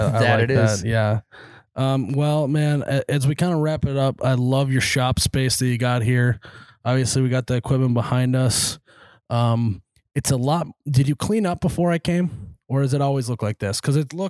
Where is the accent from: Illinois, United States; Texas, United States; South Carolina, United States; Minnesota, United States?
Minnesota, United States; I bleed purple, but just like what means growing up in Minnesota, farming in Minnesota, and like really just, you know, caring about the community that you're in.